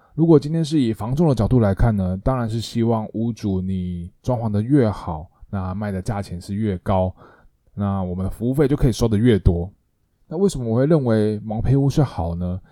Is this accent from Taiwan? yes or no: yes; Taiwan; 我们台湾人对于林森北路的印象啊，就是一些深色场所